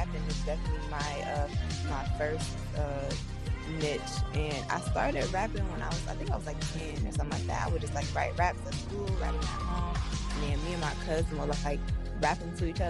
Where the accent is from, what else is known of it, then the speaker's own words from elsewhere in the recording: South Suburbs of Chicago, Illinois, United States; I'm from, like, the South Suburbs. So I'm from Metz, and I grew up in Metz